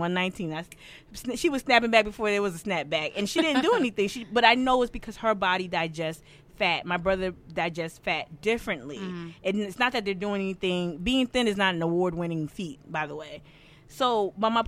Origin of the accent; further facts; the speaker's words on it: Northeast, United States; now in Charleston, United States; I'm from the Northeast